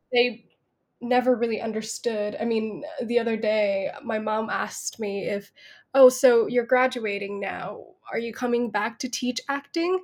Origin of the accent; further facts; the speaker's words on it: Bangkok, Thailand; I I grew up in Bangkok and there was no drama school